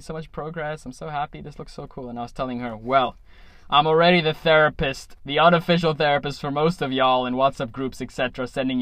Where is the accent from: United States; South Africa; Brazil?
South Africa; I am a South African